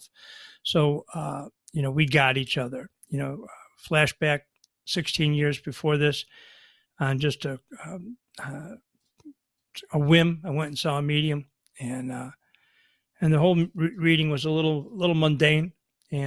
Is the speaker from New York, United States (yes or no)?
yes; Buffalo, New York, United States; also born or lived in North Shore of Chicago, Illinois; now in Chicago, United States; I grew up in Buffalo, so the family's big Bills fans.